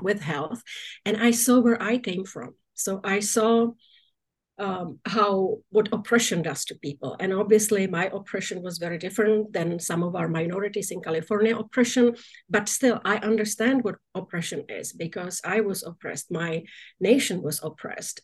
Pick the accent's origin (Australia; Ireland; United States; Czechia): Czechia; moved away; my home country of now czech republic